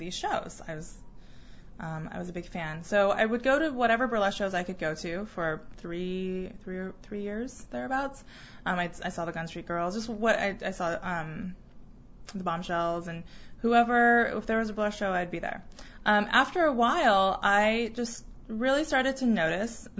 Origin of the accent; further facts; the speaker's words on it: Arizona, United States; moved away as an adult; also born or lived in Taiwan; now in Seattle, United States; I grew up in Arizona